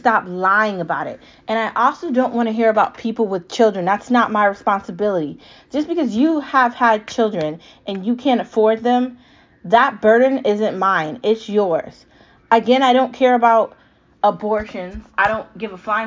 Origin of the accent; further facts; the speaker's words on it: United States; Because I'm an American. I was born an American.